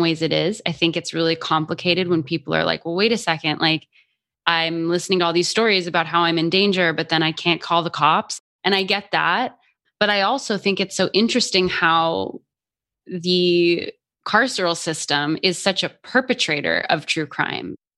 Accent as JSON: {"language": "English", "town": "Albuquerque", "region": "New Mexico", "country": "United States", "tie": "born or raised there", "also_born_or_lived": "Boston", "moved": "yes", "said": "I grew up in Albuquerque, New Mexico"}